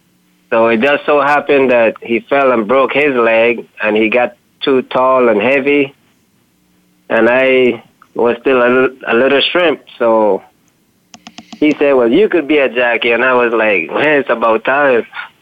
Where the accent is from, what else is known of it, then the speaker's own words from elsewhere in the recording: Bronx, New York, United States; born there; and so I was born in New York, the Bronx.